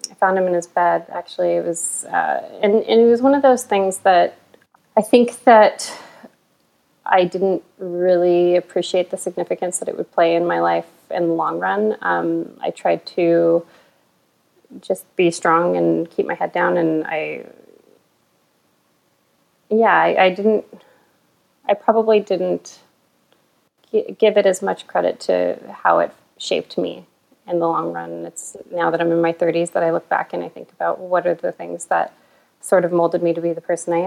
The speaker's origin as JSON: {"language": "English", "town": "Albuquerque", "region": "New Mexico", "country": "United States", "tie": "born or raised there", "moved": "as an adult", "lives_now": "Canada", "said": "I'm from Albuquerque, New Mexico. I was born and raised"}